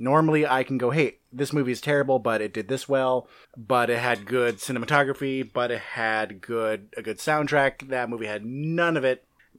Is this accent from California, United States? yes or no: yes; California, United States; I'm from California.